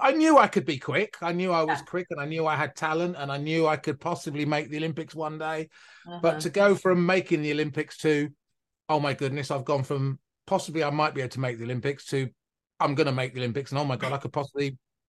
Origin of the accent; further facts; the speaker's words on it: Milton Keynes, South East England, United Kingdom; born there; So I was born in a place called Milton Keynes, which is about an hour north of London.